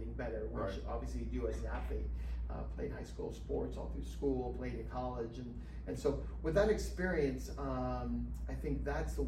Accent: Escondido, California, United States; also born or lived in Saigon, Vietnam / Utah / Arizona; I grew up in town here. So at Orange Glen, when we moved from Arizona to California, we moved to the town called Escondido.

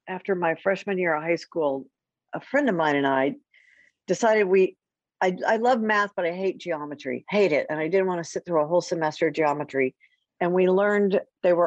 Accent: College Station, Texas, United States; I grew up in College Station

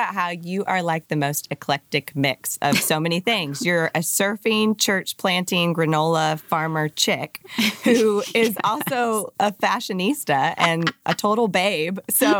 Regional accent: Oklahoma, United States; I'm from Oklahoma.

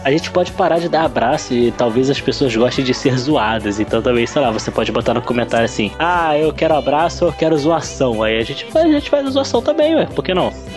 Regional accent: Rio de Janeiro, Brazil; accent: carioca

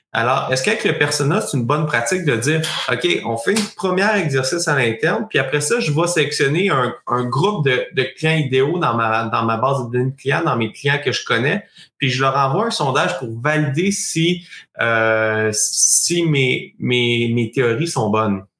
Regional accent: Sherbrooke, Quebec, Canada; je suis de Sherbrooke

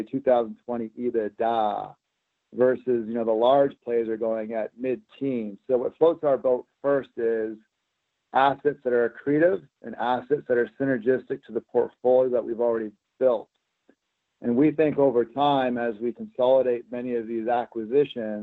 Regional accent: Alberta, Canada; moved away as an adult; also born or lived in Vancouver, Canada / Toronto, Canada; now in Las Vegas, United States; I was born in Vancouver, Canada. I grew up in the prairies of Alberta

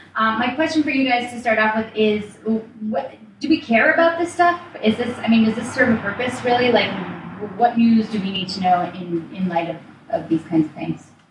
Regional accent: Colorado, United States; I'm from Colorado, right. and I grew up uh, in a rural area around guns

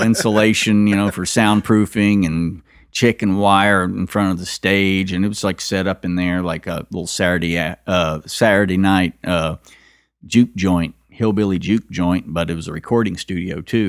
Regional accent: Kentucky, United States; also born or lived in Texas / Louisiana; I was born in Texas, and raised mostly in Kentucky, though, and, uh, Louisiana.

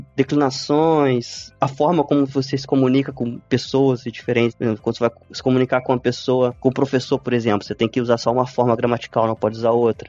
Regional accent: Comendador Levi Gasparian, Rio de Janeiro, Brazil; moved away as an adult; now in Yekaterinburg, Russia; sou de uma cidade do Brasil chamada Comendador Levi Gasparian, acredito que poucas pessoas conhecem, acredito que tem cerca de 8 mil habitantes, por aí. É estado do Rio de Janeiro

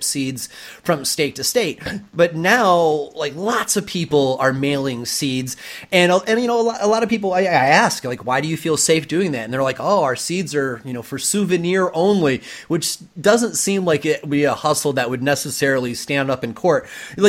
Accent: Michigan, United States; now in West Coast, United States; I'm actually from Michigan

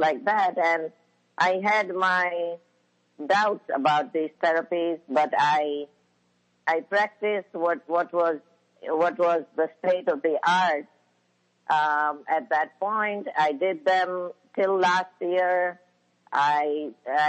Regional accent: India; moved away as an adult; when I was in India.

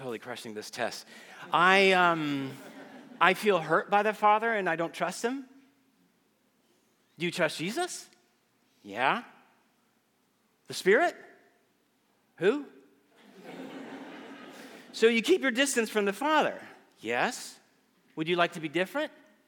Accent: Guatemala; moved away as an adult; also born or lived in Texas; now in Austin, United States; As a child growing up in Guatemala, I attended a private

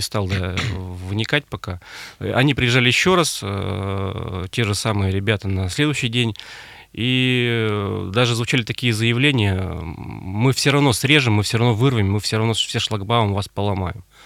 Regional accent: Urals, Russia; also born or lived in Ukraine / Kazan (roots); Я родился на Украине, Угу. Корни у меня казанские, всю жизнь прожил на Урале

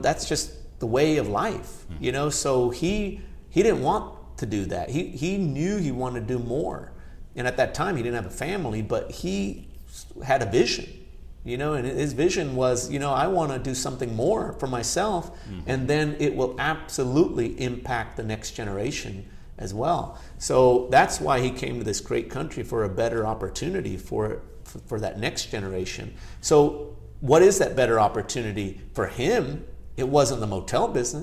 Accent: Chattanooga, Tennessee, United States; first language Gujarati; English is a second language; also born or lived in Bardoli, Gujarat, India / California; there was an opportunity to build, develop, manage a hotel in Chattanooga, Tennessee, my hometown area

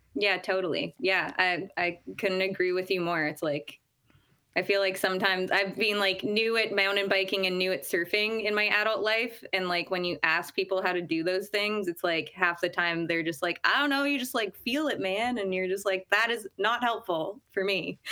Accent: Ottawa, Ontario, Canada; moved away as an adult; now in Squamish, Canada; I come from Ottawa, Ontario, and grew up ski racing out there

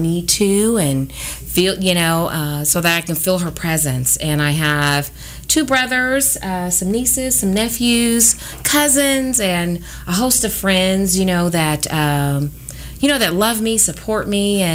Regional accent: Kansas City, Missouri, United States; I am a native of Kansas City, born and raised. I have never lived anywhere else

